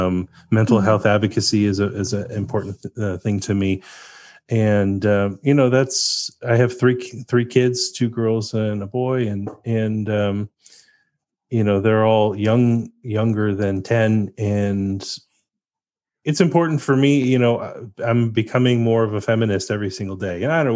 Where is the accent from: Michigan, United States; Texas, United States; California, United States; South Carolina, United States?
Texas, United States; also born or lived in Pennsylvania; My folks are from LA, and I grew up in Texas and Pennsylvania